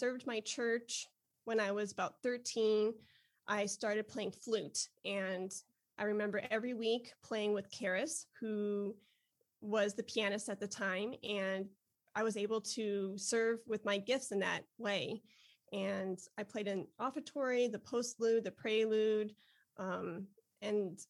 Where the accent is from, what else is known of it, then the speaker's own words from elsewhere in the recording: Westmont, Illinois, United States; now in Texas, United States; I grew up outside of Chicago in the suburbs called Westmont and Downers Grove. And so I'm Chi-Town all the way